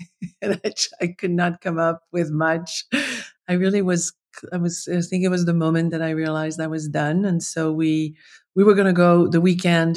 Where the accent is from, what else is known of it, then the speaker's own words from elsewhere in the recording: Paris, Île-de-France, France; moved away; I'm from Paris. Like, I'm a, I'm a city girl